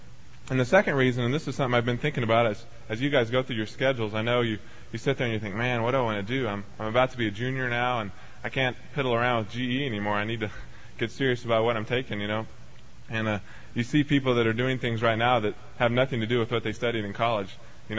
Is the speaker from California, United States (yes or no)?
no; Texas, United States; I came out here from Texas with my main purpose in mind, yeah, go Texas, to study the Word and to be trained in the Bible.